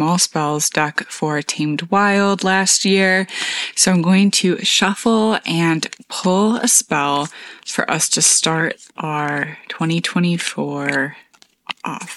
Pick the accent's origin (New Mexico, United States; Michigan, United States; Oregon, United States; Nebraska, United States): Michigan, United States; moved away; we drove up to Michigan to see my mom and stepdad and siblings, which is great. Great to go to my place of origin.